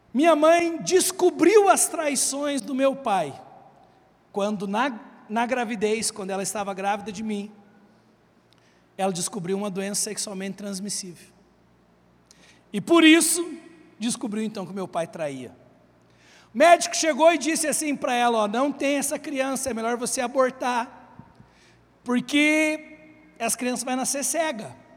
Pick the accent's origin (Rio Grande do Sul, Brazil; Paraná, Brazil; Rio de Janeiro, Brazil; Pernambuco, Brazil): Paraná, Brazil; Guarapuava; Eu sou filho de um baiano com a cearense que vieram tentar a vida no sul, e eu já nasci em Guarapuava